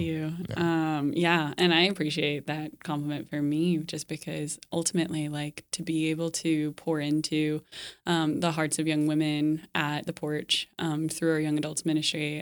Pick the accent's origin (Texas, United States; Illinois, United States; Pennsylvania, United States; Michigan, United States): Texas, United States; Dallas; moved away; also born or lived in Lincoln, Nebraska / France; I'm from Dallas originally.